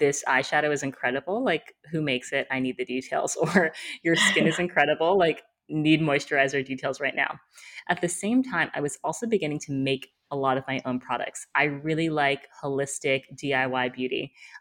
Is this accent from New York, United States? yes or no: yes; New York, United States; I'm based in New York. I'm from New York.